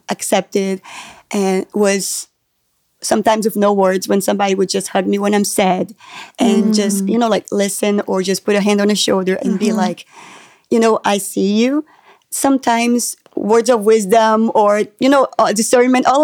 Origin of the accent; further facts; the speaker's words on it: Brazil; now in United States; when I moved to the United States, how different the culture is and how it took me a long time to feel welcomed and loved and accepted here because I'm from Brazil